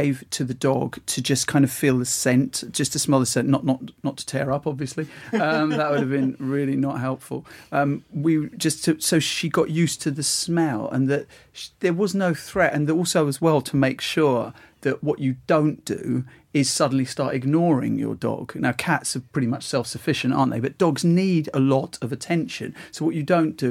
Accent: Essex, East of England, United Kingdom; now in London, United Kingdom; I'm from Essex, like you are, Ian

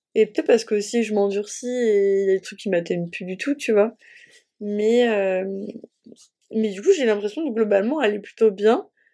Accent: Normandy, France; j'ai grandi en Normandie

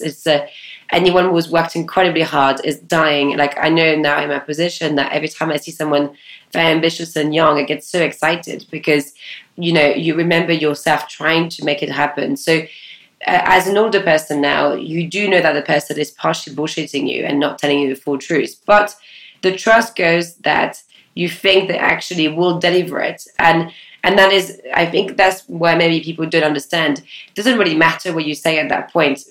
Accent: France; moved away; I grew up in Ile which is a tiny island off the west coast of France

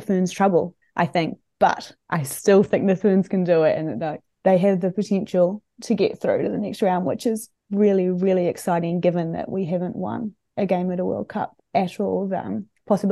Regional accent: Palmerston North, Manawatū-Whanganui, New Zealand; my hometown, Palmerston North.

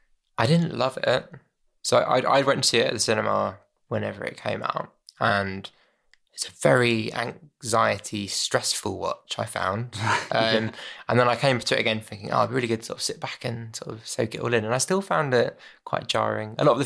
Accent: Southend-on-Sea, East of England, United Kingdom; my experiences growing up in Southend-on-Sea

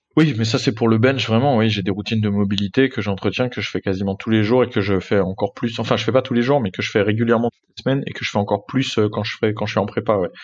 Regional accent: France; je suis français

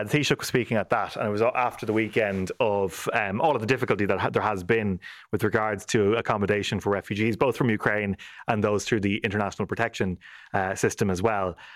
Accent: Ireland; we are all Irish people

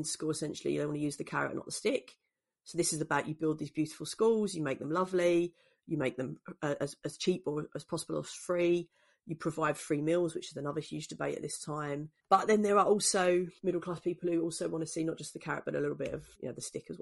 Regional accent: London, United Kingdom; when I was growing up in East London in the 80s and 90s

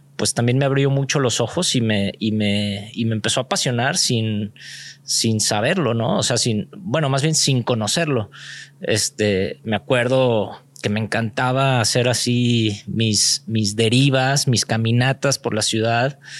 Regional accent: Guadalajara, Jalisco, Mexico; yo nací aquí en Guadalajara. Eh, de hecho, crecí en estos barrios

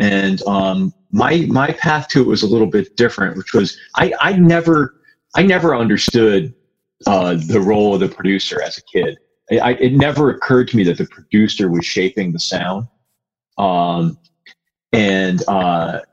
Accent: Connecticut, United States; where I grew up in Connecticut

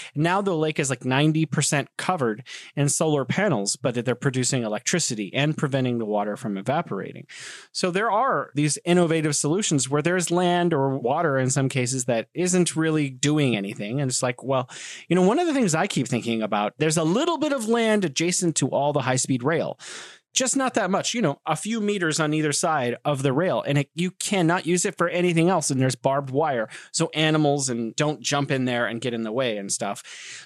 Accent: United States; moved away as an adult; also born or lived in San Francisco / Korea / Beijing; now in China; I grew up in America

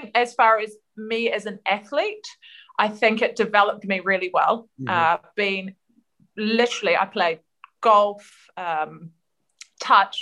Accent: New Zealand; moved away as an adult; now in United Kingdom; growing up in New Zealand

